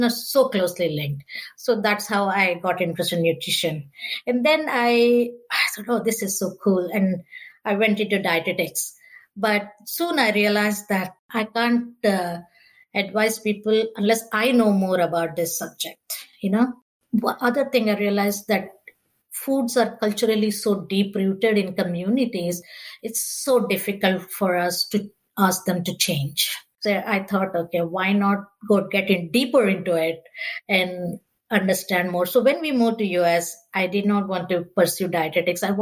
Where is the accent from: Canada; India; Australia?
India; now in United States; I'm from India originally